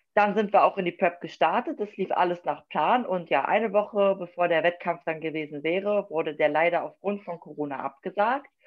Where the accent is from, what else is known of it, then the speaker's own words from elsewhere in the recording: Wolfsburg, Lower Saxony, Germany; Ich komme aus Wolfsburg, das liegt in Niedersachsen